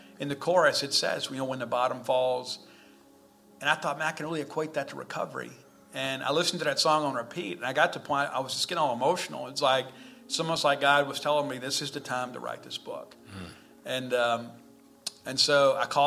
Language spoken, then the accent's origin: English; South Mississippi, United States; growing up in South Mississippi